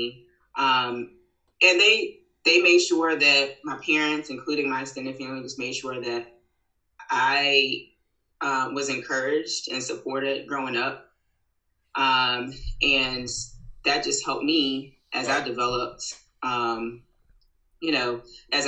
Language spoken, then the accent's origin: English; Fredericksburg, Virginia, United States; also born or lived in Richmond, Virginia; I grew up in Virginia, actually Fredericksburg, Virginia. My parents moved to the Richmond area around my high school years